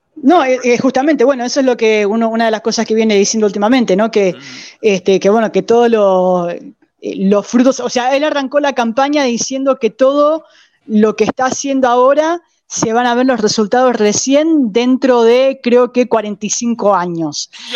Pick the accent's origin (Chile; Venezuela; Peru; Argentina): Argentina